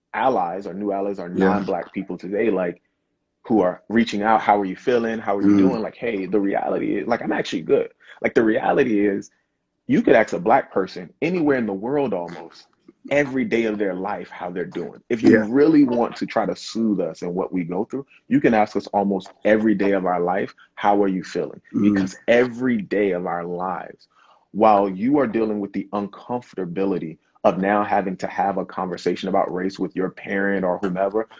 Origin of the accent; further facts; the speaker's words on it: South Carolina, United States; accent: Gullah/Geechee; moved away; I'm originally from the South, South Carolina